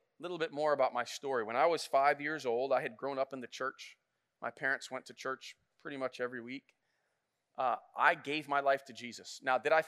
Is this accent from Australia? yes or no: no; Flint, Michigan, United States; I grew up in Flint